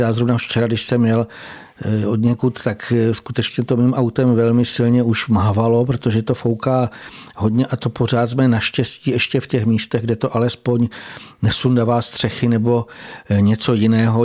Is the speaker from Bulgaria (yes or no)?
no; Slovakia; u nás na Slovensku